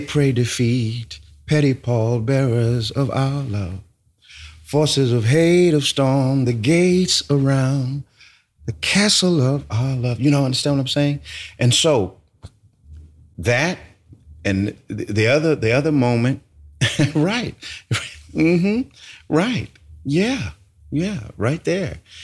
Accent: California, United States; moved away as an adult; also born or lived in Brooklyn; I moved away from California

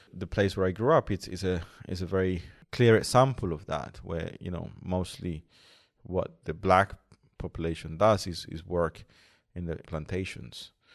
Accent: Colombia; moved away; in Colombia, in, in my hometown

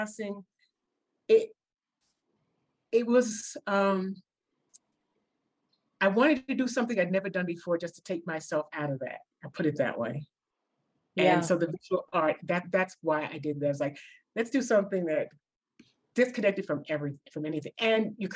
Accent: New York City, New York, United States; moved away; I'm from New York and the Bronx

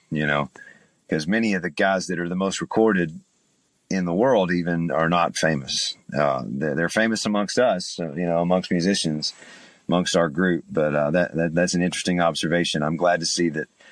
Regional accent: Chattanooga, Tennessee, United States; moved away as an adult; now in Nashville, United States; I'm from East Tennessee. I'm from Chattanooga, so not a very far drive, about 150 miles.

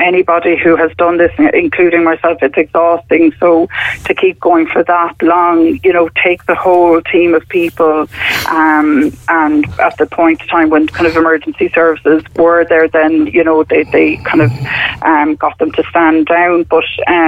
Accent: Cork, Munster, Ireland; now in Wicklow, Ireland; We're from Cork originally, both of us, but we're settled in Wicklow.

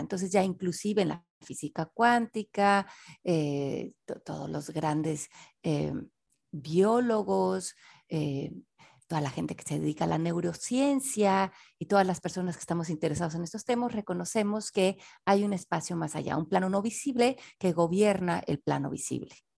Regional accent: Mexico City, Mexico; nací en la Ciudad de México en 1970

